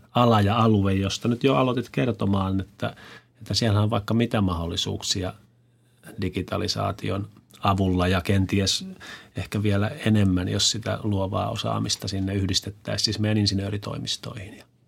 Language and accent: Finnish; Kymenlaakso, Finland; me ollaan usein tämmöisiä me kymenlaaksolaiset tai minä kymenlaaksolaisena